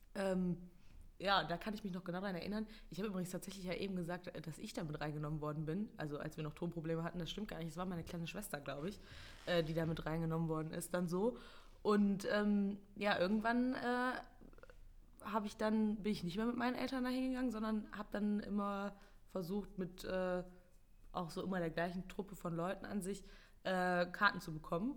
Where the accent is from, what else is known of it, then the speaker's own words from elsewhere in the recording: Mönchengladbach, North Rhine-Westphalia, Germany; ich bin halt in Gladbach geboren und habe schon immer quasi eigentlich, bis ich dann irgendwann ausgezogen bin, äh, im gleichen Haus gewohnt